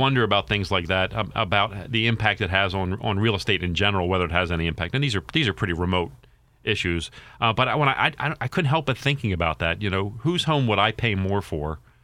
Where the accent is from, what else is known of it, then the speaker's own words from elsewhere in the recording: Baltimore, Maryland, United States; I'm from Baltimore.